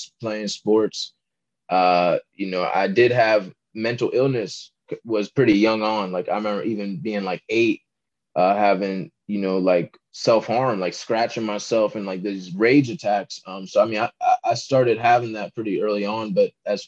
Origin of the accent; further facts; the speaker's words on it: Virginia, United States; also born or lived in Maryland; I'm from Virginia. You know, I was born in Maryland, but I grew up in Virginia. So I live in Northern Virginia